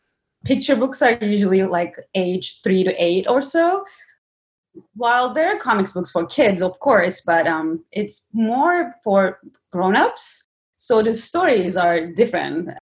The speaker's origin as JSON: {"language": "English", "region": "Istanbul", "country": "Turkey", "tie": "born or raised there", "moved": "yes", "said": "Growing up in Turkey, it's very different than growing up in US."}